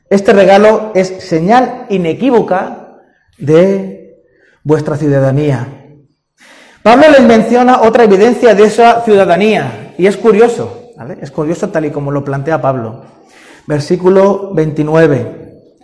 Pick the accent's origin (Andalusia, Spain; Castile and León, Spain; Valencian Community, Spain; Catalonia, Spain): Andalusia, Spain; Sanlúcar de Barrameda; also born or lived in Madrid; Es que yo nací en Madrid. Ah, entonces tú eres madrileño. No, yo me considero sanluqueño. Los sanluqueños nacen donde quieren, ¿no?